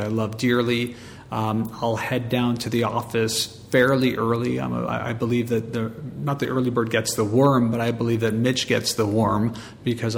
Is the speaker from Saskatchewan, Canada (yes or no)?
no; Montreal, Quebec, Canada; I'm born and raised in Montreal